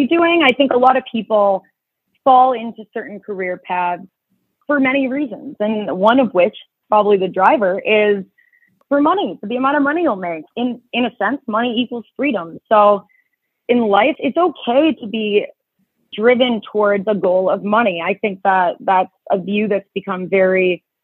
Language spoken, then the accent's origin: English; Chicago, Illinois, United States; I was born and raised here in Chicago